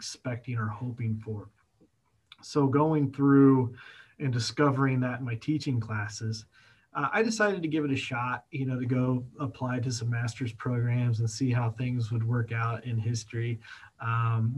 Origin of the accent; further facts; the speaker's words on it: Kokomo, Indiana, United States; going from Kokomo, Indiana, I actually went back to my hometown